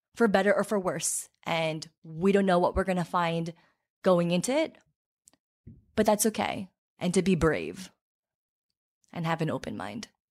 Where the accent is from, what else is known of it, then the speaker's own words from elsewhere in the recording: Farmingdale, New York, United States; also born or lived in Seoul, South Korea; I grew up in Farmingdale